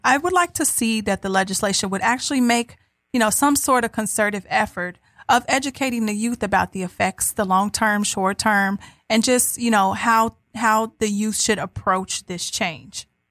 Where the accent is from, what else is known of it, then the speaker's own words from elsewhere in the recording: Ohio, United States; I'm from Ohio